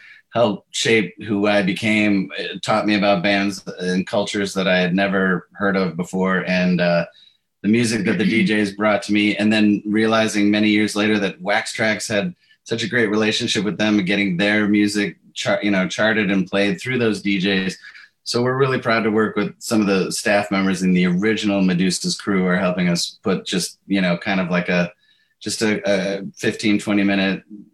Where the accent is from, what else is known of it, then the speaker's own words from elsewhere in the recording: Chicago, Illinois, United States; from a young age growing up in Chicago